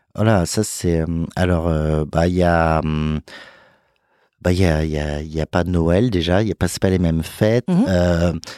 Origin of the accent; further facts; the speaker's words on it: Lyon, Auvergne-Rhône-Alpes, France; now in Paris, France; je suis né en France, euh, à Lyon